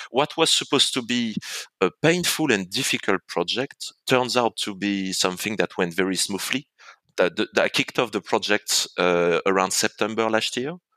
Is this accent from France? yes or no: yes; France; accent: French; moved away as an adult; now in Hong Kong; I was born in France, as people can say from my accent